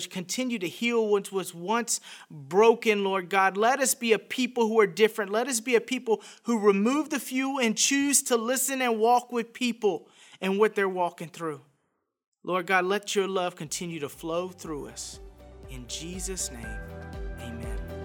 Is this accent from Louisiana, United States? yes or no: yes; Scott, Louisiana, United States; I was raised in a little town outside Lafayette, Louisiana called Scott